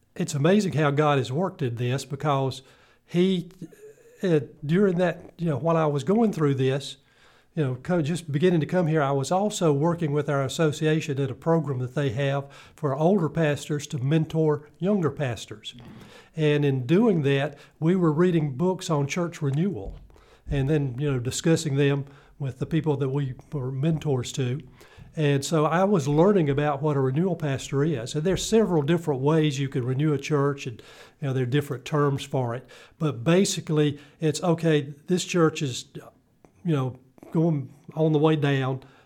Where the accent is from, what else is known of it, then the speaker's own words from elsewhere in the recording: Greenville, South Carolina, United States; I'm originally from Greenville, South Carolina